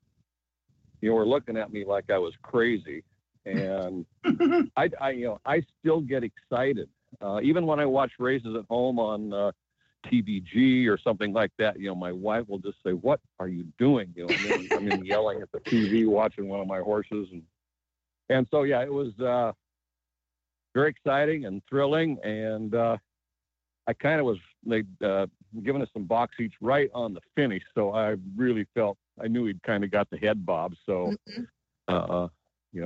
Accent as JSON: {"language": "English", "region": "Pacific Northwest", "country": "United States", "said": "I'm from the Pacific Northwest and raced horses at Longacres for many years."}